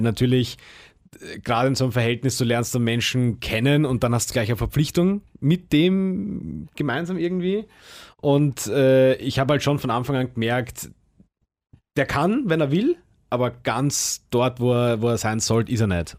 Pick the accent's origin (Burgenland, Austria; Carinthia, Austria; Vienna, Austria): Vienna, Austria; moved away; ich bin ja auch selber oh, Wiener, also ich komme ja auch aus Wien und, und bin aber auch weggezogen quasi, obwohl ich natürlich ist meine, meine Heimatstadt